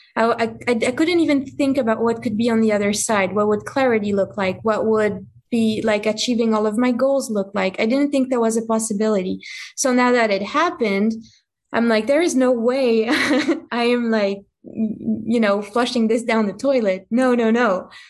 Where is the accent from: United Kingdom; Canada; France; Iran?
France; English is a second language; moved away; I'm from France. So I grew up in France, you know, with the culture of wine and cigarettes and all that stuff